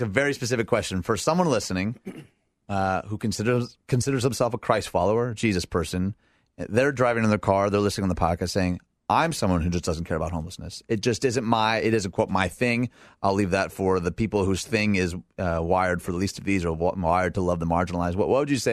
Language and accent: English; outside Detroit, Michigan, United States; moved away as an adult; also born or lived in Elgin, Illinois; I was raised outside Detroit